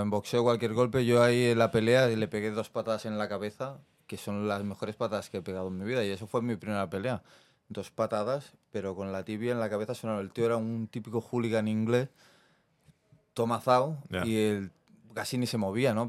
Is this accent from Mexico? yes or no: no; Barcelona, Catalonia, Spain; yo soy de Barcelona, del barrio de Mar, el Besos de Barcelona. Eh, me crié entre el Besos y la mina